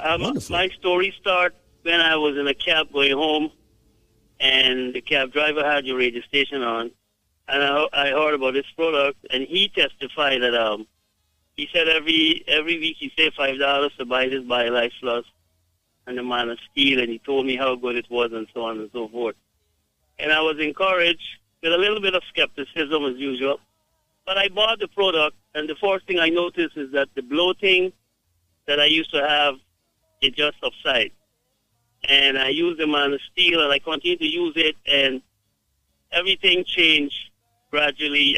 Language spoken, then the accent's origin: English; Guyana; I am from Guyana, but uh, I have uh, my wife is from Jamaica